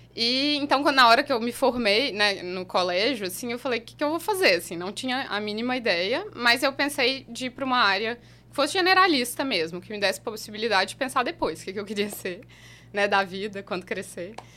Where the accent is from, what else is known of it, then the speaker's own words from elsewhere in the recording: Belo Horizonte, Minas Gerais, Brazil; also born or lived in Utrecht, Netherlands; eu sou de Minas, nascida e criada em Belo Horizonte, morei lá a maior parte da minha vida.